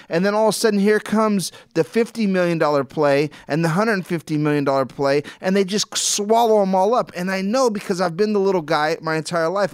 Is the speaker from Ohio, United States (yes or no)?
no; Los Angeles, California, United States; I grew up in Los Angeles